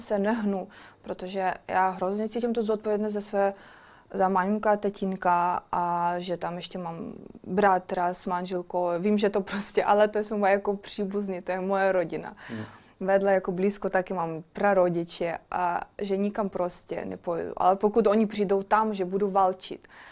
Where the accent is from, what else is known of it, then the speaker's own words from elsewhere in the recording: Ukraine; Czech is a second language; moved away as an adult; also born or lived in Kyiv; now in Prague, Czechia; mám ráda Česko, ale jsem Ukrajinka, chci bydlet doma